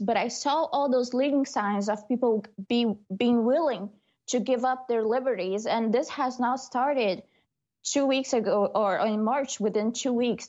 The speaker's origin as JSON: {"language": "English", "country": "Brazil", "tie": "born or raised there", "moved": "yes", "said": "my hometown, Brazil"}